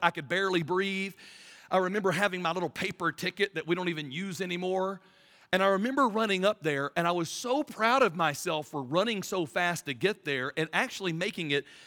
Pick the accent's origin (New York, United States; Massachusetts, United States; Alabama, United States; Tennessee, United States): Alabama, United States; Birmingham; I'm from Birmingham, Alabama